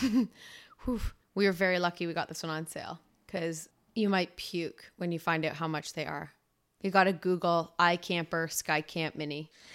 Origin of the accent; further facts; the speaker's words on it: Ontario, Canada; moved away as an adult; now in British Columbia, Canada; we're both from Ontario